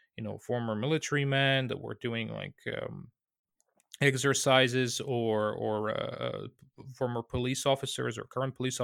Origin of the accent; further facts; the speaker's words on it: Bulgaria; I'm from Bulgaria